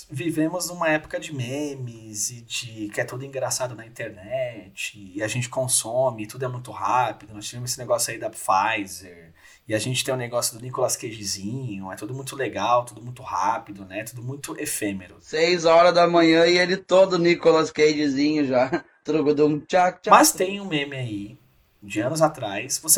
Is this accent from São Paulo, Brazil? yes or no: yes; São Paulo, Brazil; Então, Gui, sou aqui de São Paulo, pertinho de você aí